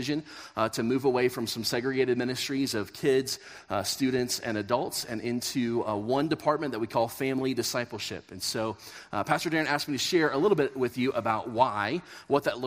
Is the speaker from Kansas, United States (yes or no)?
yes; Kansas, United States; moved away as an adult; now in Colorado, United States; we grew up in Kansas